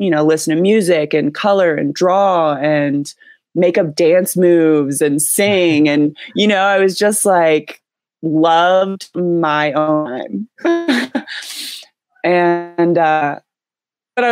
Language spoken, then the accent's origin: English; Columbus, Ohio, United States; moved away as an adult; now in California, United States; I grew up in central Ohio, in the suburbs of Columbus